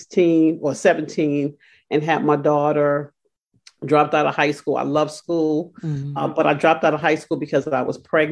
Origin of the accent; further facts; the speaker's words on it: New York City, New York, United States; moved away as an adult; now in Richmond, United States; I'm a proud native of Brooklyn, New York